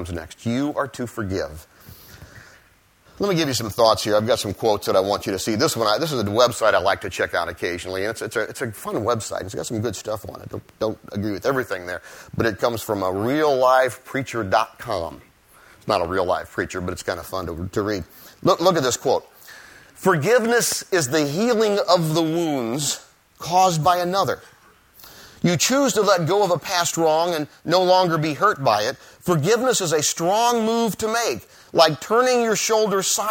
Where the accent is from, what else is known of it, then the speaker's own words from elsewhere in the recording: Ohio, United States; moved away; I'm from Ohio.